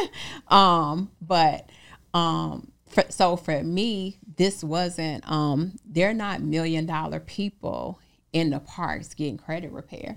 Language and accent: English; Chicago, Illinois, United States; I'm from Chicago